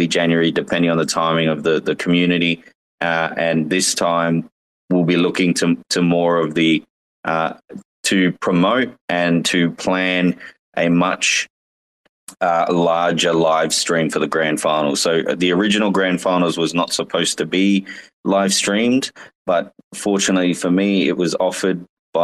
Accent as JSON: {"language": "English", "country": "Australia", "said": "I'm from Australia"}